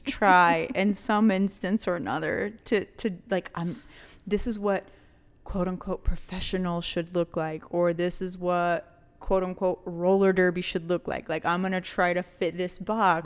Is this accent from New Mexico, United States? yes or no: yes; New Mexico, United States; we're all from the fucking borderland